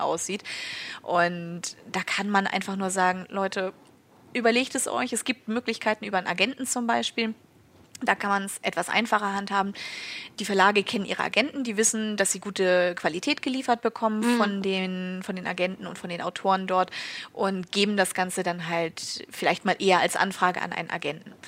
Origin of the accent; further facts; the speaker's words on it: Schleswig-Holstein, Germany; ich komme aus Schleswig-Holstein